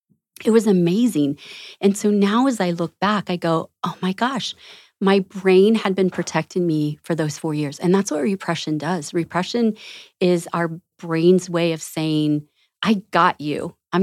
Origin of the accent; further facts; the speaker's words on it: Florida, United States; I grew up in Southwest Florida.